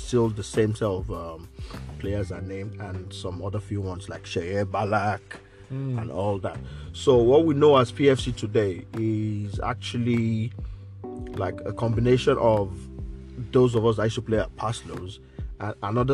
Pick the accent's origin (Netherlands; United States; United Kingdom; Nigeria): Nigeria; moved away; from Nigeria, from growing up in Nigeria